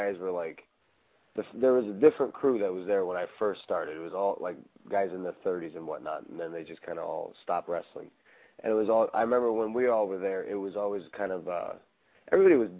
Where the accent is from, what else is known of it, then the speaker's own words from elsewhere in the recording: Chicago, Illinois, United States; I'm from Chicago